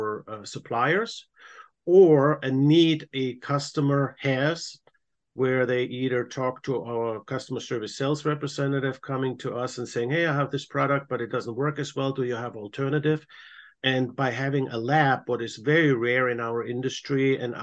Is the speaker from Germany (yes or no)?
yes; Germany; moved away as an adult; now in United States; born and raised in Germany, came about 25 years ago to America through my wife, who is American